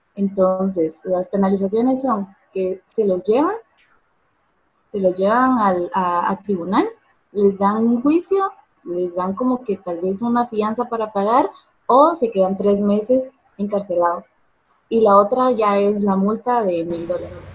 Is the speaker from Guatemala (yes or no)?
yes; Guatemala; soy de Guatemala